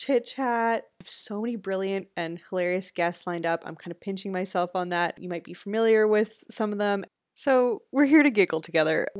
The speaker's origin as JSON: {"language": "English", "country": "Canada", "said": "I'm just a Canadian girl"}